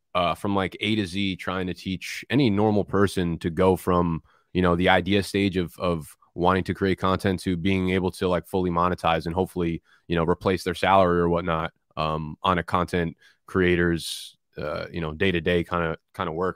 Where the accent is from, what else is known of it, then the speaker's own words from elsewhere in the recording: New Jersey, United States; also born or lived in Brooklyn, New York; now in Manhattan, United States; I was born in Brooklyn, and when I, and I grew up in Jersey, and when I moved back from Jersey into New York, it was back into Brooklyn.